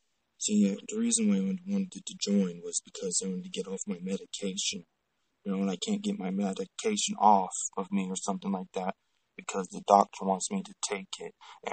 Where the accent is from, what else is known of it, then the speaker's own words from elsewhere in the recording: Palmdale, California, United States; Palmdale, California.